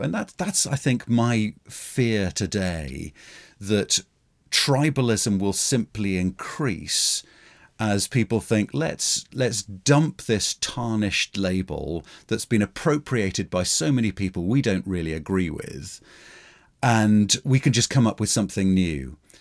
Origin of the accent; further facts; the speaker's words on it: United Kingdom; as a Brit